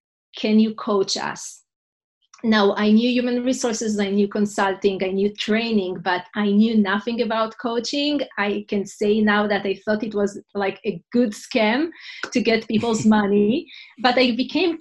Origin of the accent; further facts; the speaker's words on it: Israel; English is a second language; moved away as an adult; now in New York City, United States; I'm originally from Israel. And 14 years ago, my husband and I moved with two little kids from Israel to New York City